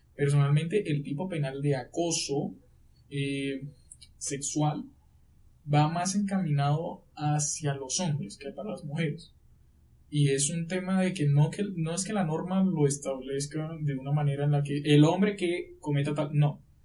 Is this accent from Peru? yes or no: no; Riohacha, La Guajira, Colombia; accent: costeño; moved away as an adult; now in Bogotá, Colombia; yo en ese momento estaba en mi ciudad, de donde yo soy, de Rihuacha, La Guajira